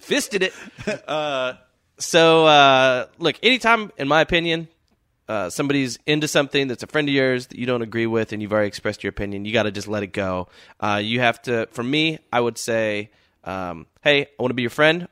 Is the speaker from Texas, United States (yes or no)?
yes; Dallas, Texas, United States; moved away; also born or lived in Austin; I grew up in Texas, Southern dude.